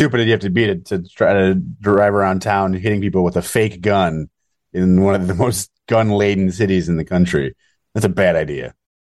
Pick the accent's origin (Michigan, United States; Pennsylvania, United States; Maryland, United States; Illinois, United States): Illinois, United States; Chicago; I'm from Chicago.